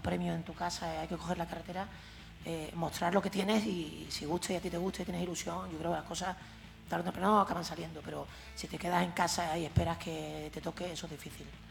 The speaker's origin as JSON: {"language": "Spanish", "town": "Jerez de la Frontera", "region": "Andalusia", "country": "Spain", "lives_now": "El Puerto de Santa María, Spain", "said": "yo soy de Jerez, vivo en el puerto"}